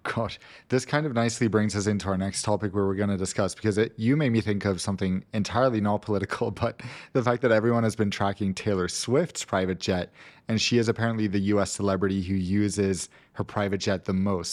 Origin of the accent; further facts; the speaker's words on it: Gothenburg, Västra Götaland, Sweden; moved away; Gothenburg, where I grew up